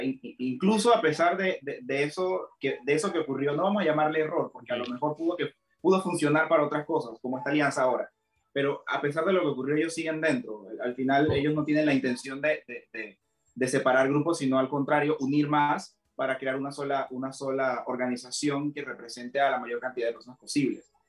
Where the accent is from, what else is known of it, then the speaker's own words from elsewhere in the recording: Santiago de Veraguas, Veraguas, Panama; Yo quiero felicitar a mi pueblo felicitar a Santiago de Veraguas